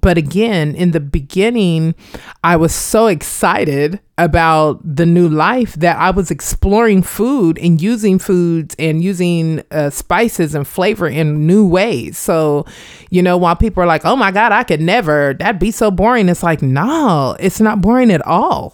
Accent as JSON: {"language": "English", "town": "Wichita", "region": "Kansas", "country": "United States", "tie": "born or raised there", "moved": "as an adult", "lives_now": "Hampton Roads, United States", "said": "growing up in Wichita, Kansas"}